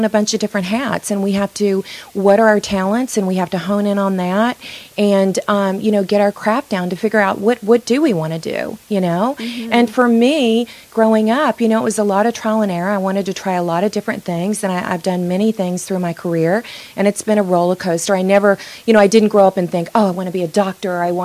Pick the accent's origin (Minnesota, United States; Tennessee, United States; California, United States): Tennessee, United States; moved away; also born or lived in New York City; I grew up in Tennessee, very small town